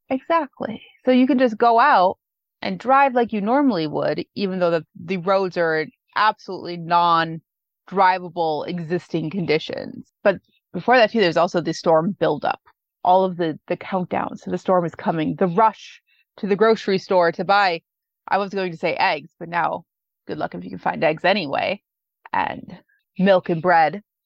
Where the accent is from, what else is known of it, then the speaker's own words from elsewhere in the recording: Midwest, United States; moved away; also born or lived in Seattle / Bay Area; as a Midwesterner